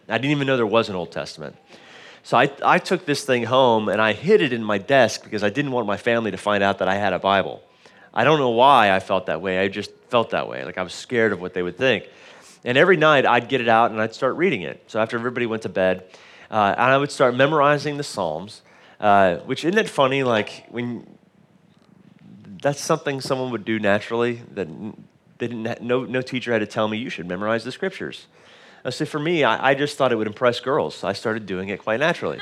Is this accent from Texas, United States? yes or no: yes; Dallas, Texas, United States; moved away; we didn't grow up here on the island. My mom lives here now and, uh, but we grew up in Dallas, Texas